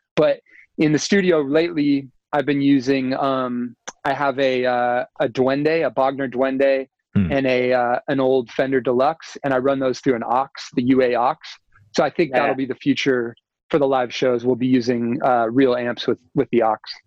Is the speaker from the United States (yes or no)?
yes; United States; I'm American